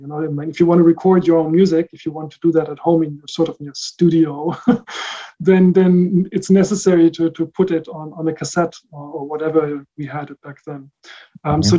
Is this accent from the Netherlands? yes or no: yes; The Hague, South Holland, Netherlands; also born or lived in Rotterdam area, Netherlands; I was born in the Netherlands, and I grew up there. Mm-hmm. My parents were German, are German, and so I spent all my childhood in the Netherlands. So first mm-hmm. Somewhere close to Rotterdam, and then later in The Hague.